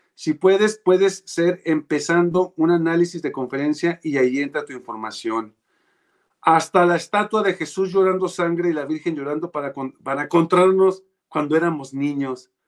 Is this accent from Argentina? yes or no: no; Mexico